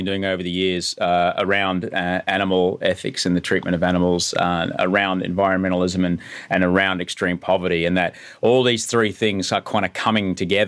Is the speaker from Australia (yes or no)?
yes; Brisbane, Queensland, Australia; Kenmore, which is near where I grew up in Brisbane